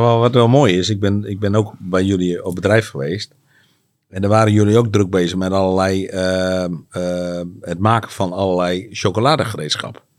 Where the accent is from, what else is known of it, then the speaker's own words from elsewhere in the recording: Netherlands; wij als Nederlander